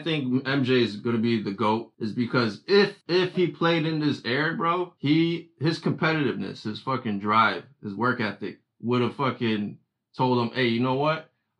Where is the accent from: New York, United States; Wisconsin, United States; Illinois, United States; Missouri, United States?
Illinois, United States; Chicago; we're all biased because we're from Chicago.